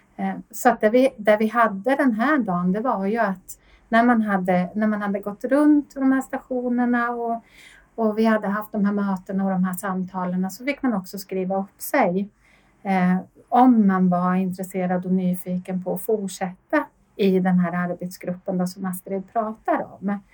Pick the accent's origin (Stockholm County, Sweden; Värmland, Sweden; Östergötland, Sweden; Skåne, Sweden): Östergötland, Sweden; Linköping; moved away as an adult; now in Sollefteå, Sweden; är född och uppvuxen i Linköping men boende i en eh, familj utanför Sollefteå sedan 17 eh, år tillbaka